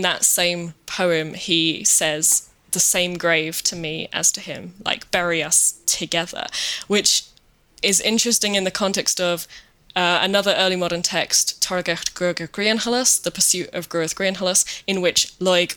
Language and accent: English; England, United Kingdom; I grew up in England in a family that didn't really know anything about Irish, didn't care about Irish